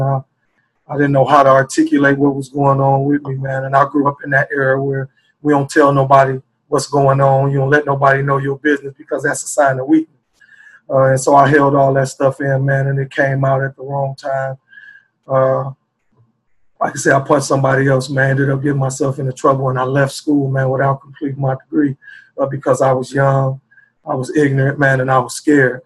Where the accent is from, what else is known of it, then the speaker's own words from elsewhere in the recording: Chicago, Illinois, United States; also born or lived in South Bend, Indiana; now in Indianapolis, United States; I was born and raised in Chicago, Illinois, uh, and I had to move to South Bend, Indiana